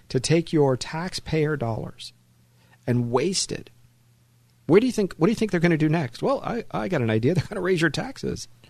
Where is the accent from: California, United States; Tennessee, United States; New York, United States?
California, United States; Los Angeles; also born or lived in San Fernando Valley, California; I was born in, in Hollywood